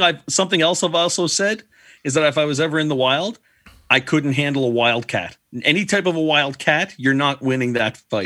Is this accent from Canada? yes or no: yes; Prince Edward Island, Canada; now in Riverview, Canada; I grew up in Prince Edward Island. There's no bears on PEI.